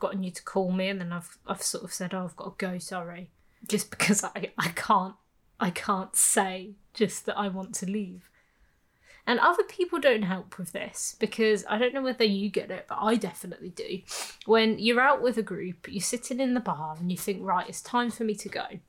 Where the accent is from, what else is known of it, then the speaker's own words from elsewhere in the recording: Birmingham, West Midlands, United Kingdom; moved away as an adult; I grew up in Birmingham